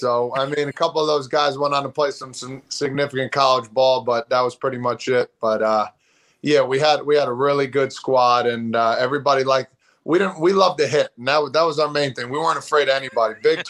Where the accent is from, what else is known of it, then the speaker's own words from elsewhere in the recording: Toms River, New Jersey, United States; Yeah, it was great. It's a big sports town. You know, goes with the seasons: football, basketball, baseball, wrestling as well. There's a lot of fantastic athletes that come out of here that are really unheard of.